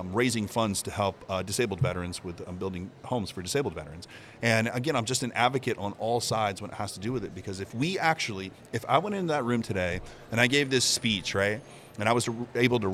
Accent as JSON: {"language": "English", "town": "Gardner", "region": "Florida", "country": "United States", "tie": "born or raised there", "also_born_or_lived": "Arcadia, Florida", "said": "Growing up here in Florida"}